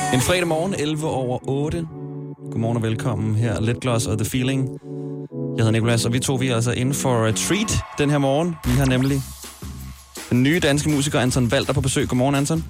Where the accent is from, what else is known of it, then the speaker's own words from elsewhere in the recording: Smørum, Capital Region of Denmark, Denmark; Smørum, hvor jeg kommer fra. Vi boede også meget idyllisk kvarter med børn på min alder